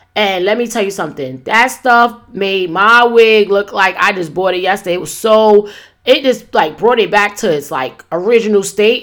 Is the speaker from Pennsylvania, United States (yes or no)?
no; New York City, New York, United States; moved away; I'm not in my hometown, New York City right now